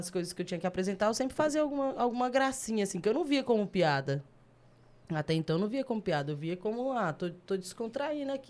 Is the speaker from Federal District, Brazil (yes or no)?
yes; Brasília, Federal District, Brazil; also born or lived in Águas Lindas de Goiás; Eu nasci na Ceilândia. Nascido e criado? Aí cresci lá, depois fui para Águas Lindas. Morei com minha avó um tempo lá e depois fui pra Santa Maria e tô lá até hoje.